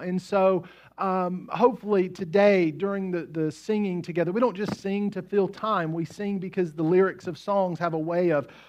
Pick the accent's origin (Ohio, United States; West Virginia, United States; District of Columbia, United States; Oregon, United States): West Virginia, United States; Which reminds me of a guy that I grew up with in West Virginia. I grew up in a small town in West Virginia. There's about 1,500 people in the town.